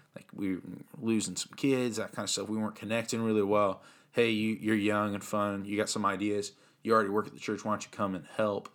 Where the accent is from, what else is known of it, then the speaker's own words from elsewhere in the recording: Central Illinois, United States; I grew up here in Central Illinois.